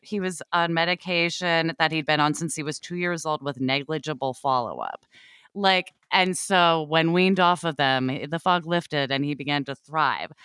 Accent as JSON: {"language": "English", "region": "Oregon", "country": "United States", "tie": "born or raised there", "said": "I grew up in Oregon"}